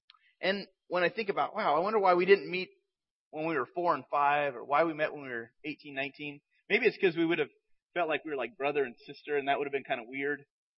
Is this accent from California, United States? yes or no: yes; San Jose, California, United States; born there; But I was born in San Jose, Northern California, and my parents were a part of a church called Foxworthy Baptist Church. And I was there in this church until I was age 4, and then my family moved away to another city.